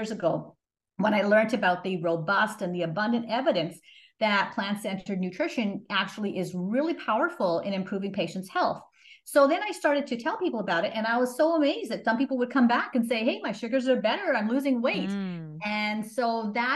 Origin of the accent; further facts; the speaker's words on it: Montreal, Quebec, Canada; moved away as an adult; also born or lived in Toronto; I grew up in Canada, in Montreal.